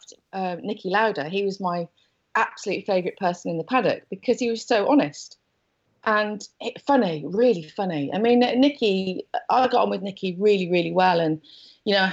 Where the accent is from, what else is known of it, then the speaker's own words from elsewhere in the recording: Wolverhampton, West Midlands, United Kingdom; moved away as an adult; also born or lived in London; I'm from Wolverhampton